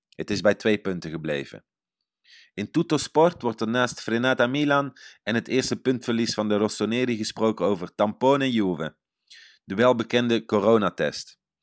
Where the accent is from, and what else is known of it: Netherlands; now in Italy